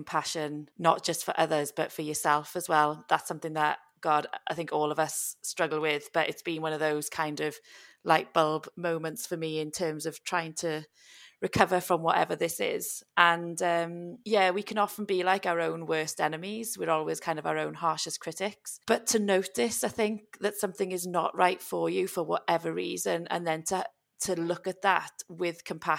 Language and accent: English; Wales, United Kingdom; I'm Welsh